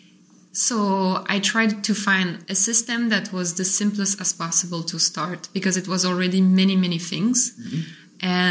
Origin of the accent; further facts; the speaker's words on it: Paris, Île-de-France, France; moved away as an adult; also born or lived in Montreal, Canada; now in Gaillac, France; I grew up in Paris, then I was in Montreal